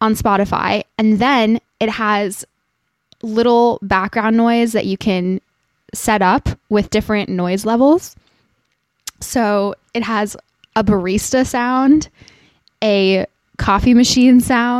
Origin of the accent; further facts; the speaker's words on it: Santa Monica, California, United States; moved away; I was born in Santa Monica, so I'm originally a California girl